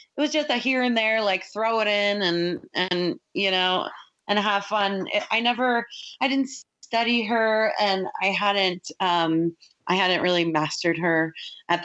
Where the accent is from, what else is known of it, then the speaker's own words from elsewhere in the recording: Hingham, Massachusetts, United States; I'm from a small town outside of Boston called Hingham, Massachusetts.